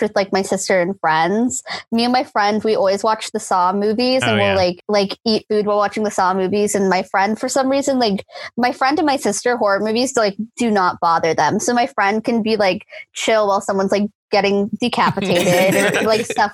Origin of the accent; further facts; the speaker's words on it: Florida, United States; as a kid growing up in Florida